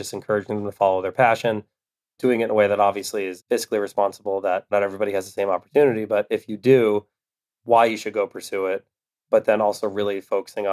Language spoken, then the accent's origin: English; Westwood, Massachusetts, United States; Manny's from Wellesley, I'm from Westwood. So we grew up 15 minutes apart